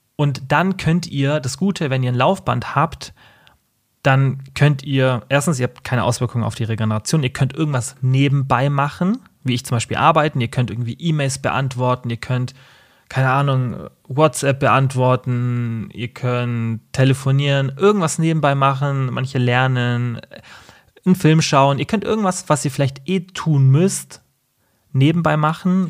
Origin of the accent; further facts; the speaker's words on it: Allgäu, Germany; bei uns im Allgäu